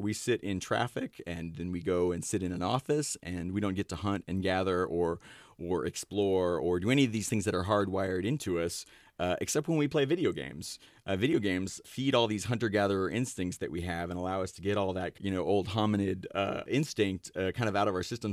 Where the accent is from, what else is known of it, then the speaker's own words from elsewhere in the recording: Ashland, Ohio, United States; I grew up in Ashland, Ohio